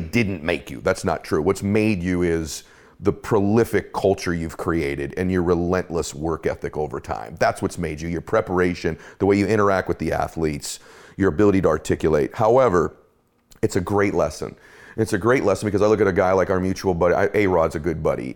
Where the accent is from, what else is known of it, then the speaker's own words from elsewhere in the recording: Boston, Massachusetts, United States; I was born in Boston